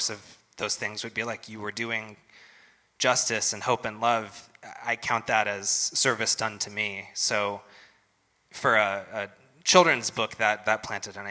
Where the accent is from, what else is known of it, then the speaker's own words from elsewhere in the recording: United States; I'm probably a Christian because I was born in America in the 20th century